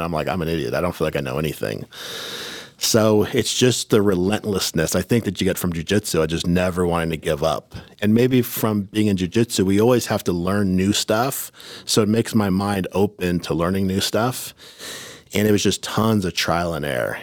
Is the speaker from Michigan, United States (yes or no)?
no; Oceanside, California, United States; growing up in Oceanside, it was like a tough neighborhood